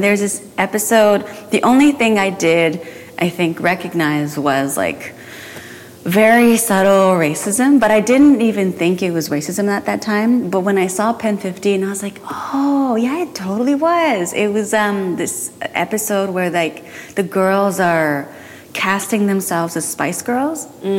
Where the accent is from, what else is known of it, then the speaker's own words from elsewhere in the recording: Tokyo, Japan; also born or lived in Belgium / Washington, D.C.; I was born in Japan. From 2 to 5, I was in Belgium. No, in D.C., Washington, D.C., then 5 to 9, I went back to Japan, and 9 to 12, I was in Belgium, and I went to a British school there.